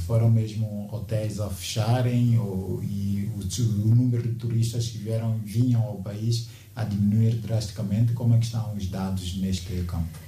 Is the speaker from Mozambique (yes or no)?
yes; Mozambique; also born or lived in Maputo